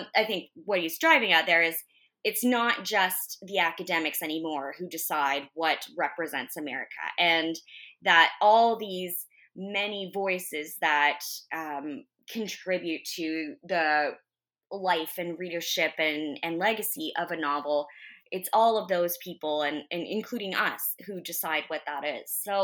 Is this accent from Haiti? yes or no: no; Canada; we're Canadian. We live in Canada